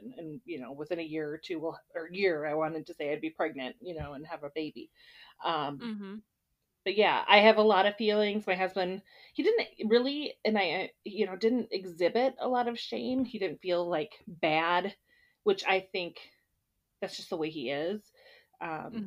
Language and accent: English; Dodge Center, Minnesota, United States; I grew up in a small town in southeastern Minnesota. It's called Dodge Center.